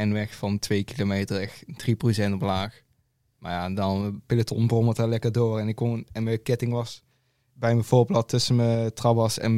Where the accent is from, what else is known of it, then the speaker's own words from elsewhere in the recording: Limburg, Netherlands; Ja, ik ben uh … ik kom uit Limburg, ik ben 19.